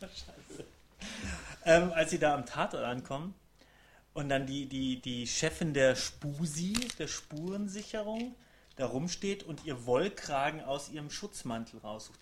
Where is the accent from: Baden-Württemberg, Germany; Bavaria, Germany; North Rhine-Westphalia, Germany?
Bavaria, Germany; Rosenheim; in Rosenheim, da wo ich herkomme